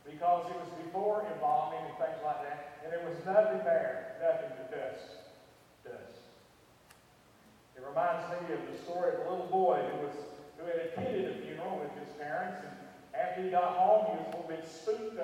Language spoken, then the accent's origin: English; Western North Carolina, United States; I grew up in Western North Carolina